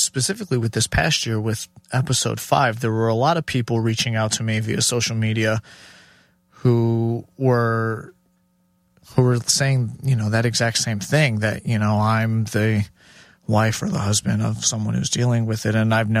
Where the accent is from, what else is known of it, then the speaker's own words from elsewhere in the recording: Chicago, Illinois, United States; also born or lived in Houston / Minneapolis / New York / Los Angeles; in the way I grew up in Chicago and then Houston and then a transplant to Minneapolis and New York, LA for a bit.